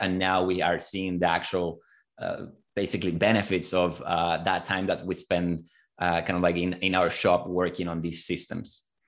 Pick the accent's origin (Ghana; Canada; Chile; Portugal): Chile; moved away as an adult; now in United States; I'm originally from Chile